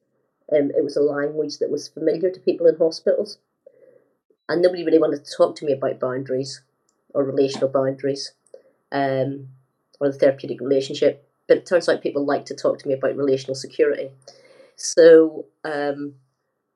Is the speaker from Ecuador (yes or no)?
no; Northern Ireland, United Kingdom; growing up in Northern Ireland